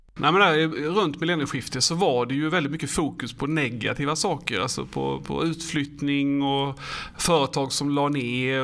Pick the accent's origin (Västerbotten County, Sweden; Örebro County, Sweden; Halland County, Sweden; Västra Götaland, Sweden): Halland County, Sweden; Falkenberg; jag är ju från Falkenberg